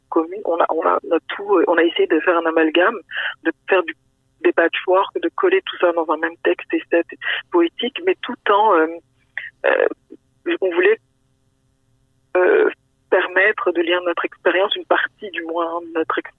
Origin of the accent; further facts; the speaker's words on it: France; moved away as an adult; also born or lived in Senegal (parents); now in Quebec, Canada; moi-même étant immigrante ici. J'ai grandi en France, que mes parents sont originaires du Sénégal